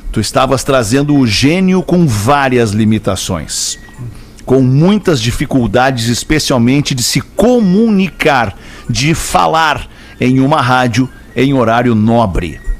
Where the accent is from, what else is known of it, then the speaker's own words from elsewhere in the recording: Rio de Janeiro, Brazil; Sou do Rio de Janeiro, mas moro em Santa Catarina há quase 20 anos.